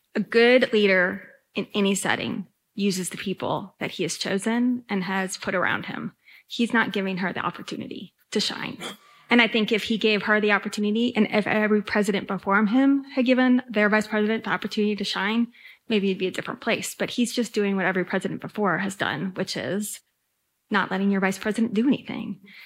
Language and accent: English; Alabama, United States; I'm from Alabama